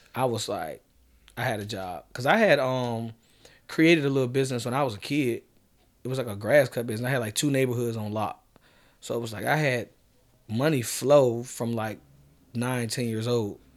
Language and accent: English; Norfolk, Virginia, United States; growing up in Norfolk